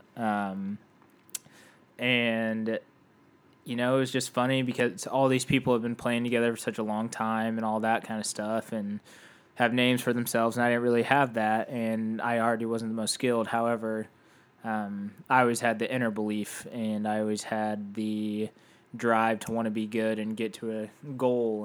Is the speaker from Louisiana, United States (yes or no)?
no; Indianapolis, Indiana, United States; I grew up in Indianapolis